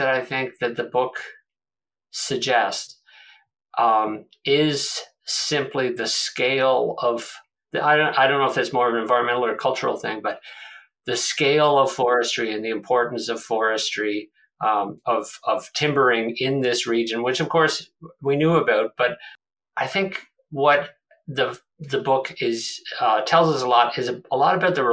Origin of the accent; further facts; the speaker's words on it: Prince Edward Island, Canada; I'm a Maritimer myself. I'm from Prince Edward Island.